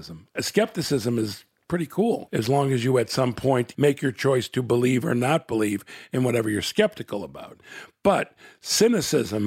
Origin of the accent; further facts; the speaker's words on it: Chicago, Illinois, United States; I was born in Chicago, Illinois